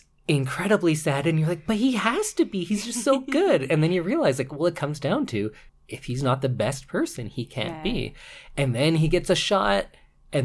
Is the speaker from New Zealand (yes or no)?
no; Canada; accent: Canadian; my Canadian accent comes out when I play hockey